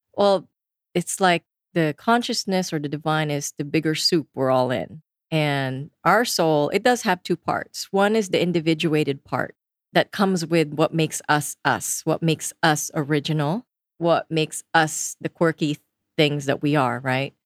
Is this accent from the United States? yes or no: no; Philippines; I come from the Philippines, so pretty much the whole country is Catholic. And my family is all staunch Catholics. I sang in choirs growing up